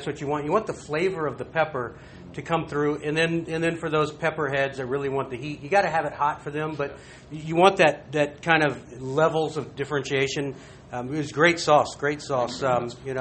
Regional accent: Texas, United States; We're from Texas

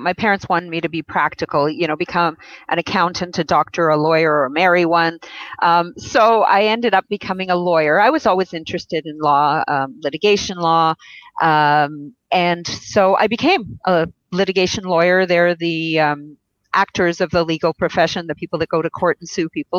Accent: Israel; I was born in Israel

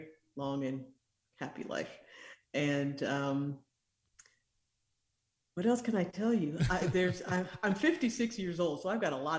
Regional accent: Michigan, United States; born there; also born or lived in East Africa; I am originally from Michigan. I grew up in East Africa and went into medicine

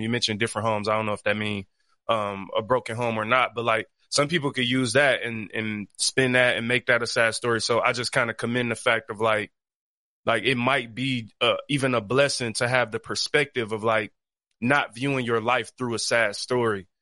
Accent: Detroit, Michigan, United States; I grew up on the east side of Detroit.

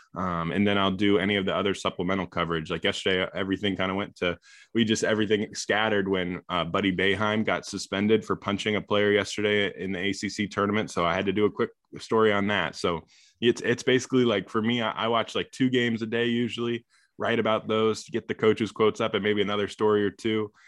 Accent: Illinois, United States; I grew up in Illinois

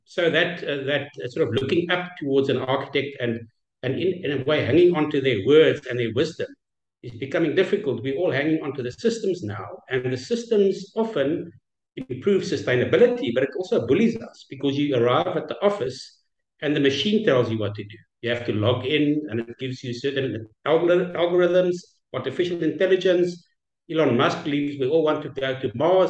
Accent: South Africa; I'm from South Africa, with our own challenges

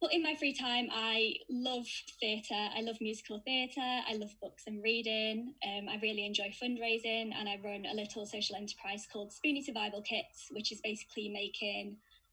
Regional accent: Sheffield, Yorkshire and the Humber, United Kingdom; now in York, United Kingdom; I'm originally from Sheffield, now living in York. I moved here for university

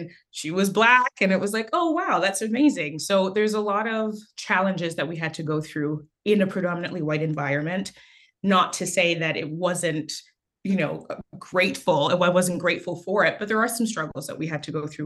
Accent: Canada; born or raised there; also born or lived in Haiti

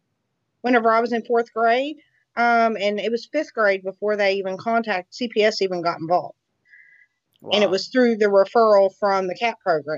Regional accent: Huntington, West Virginia, United States; I'm from Huntington, West Virginia.

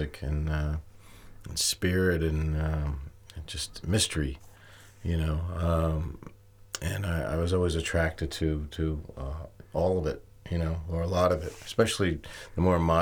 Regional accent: New York, United States; I grew up in the Latin clubs in New York

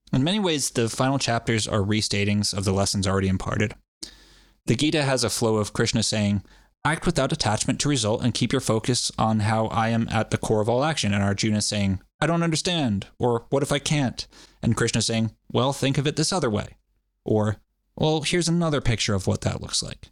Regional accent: Rhode Island, United States; I always keep wanting to add a little R onto the end of that, but I'm from Rhode Island

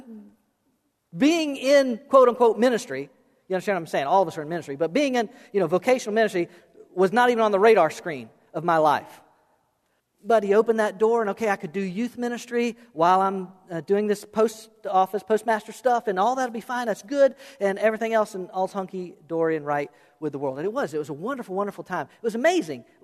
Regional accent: South Florida, United States; also born or lived in Okeechobee; I was born and raised in South Florida

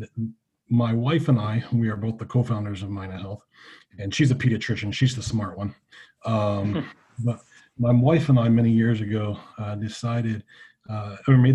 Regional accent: Southeast Ohio, United States; moved away as an adult; also born or lived in Pennsylvania; now in Jacksonville, Florida, United States; I came from Southeast Ohio

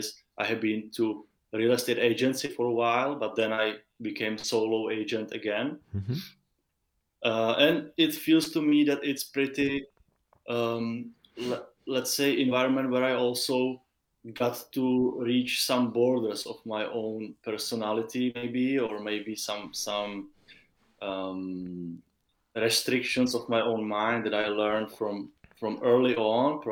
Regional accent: Czechia; I'm from Czech Republic, which is a small, tiny country in the heart of Europe.

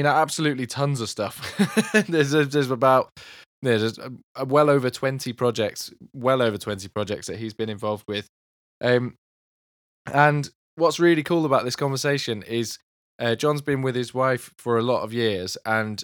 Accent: Milton Keynes, South East England, United Kingdom; I grew up in Milton Keynes, which obviously didn't even exist in the 60s.

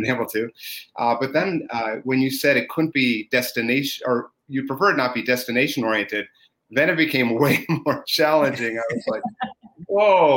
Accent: New York, United States; I'm from New York State

